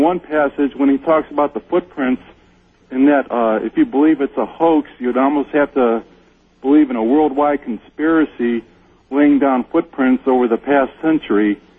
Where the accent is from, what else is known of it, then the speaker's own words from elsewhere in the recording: Ohio, United States; now in Washington, United States; I'm from Ohio, and I work out here in Washington